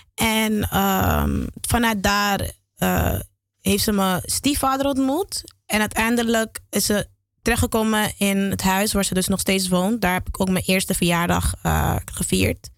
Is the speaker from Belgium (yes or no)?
no; Amsterdam, North Holland, Netherlands; also born or lived in Geleen / Dominican Republic; ik ben in Geleen geboren. En ik ben opgegroeid in Amsterdam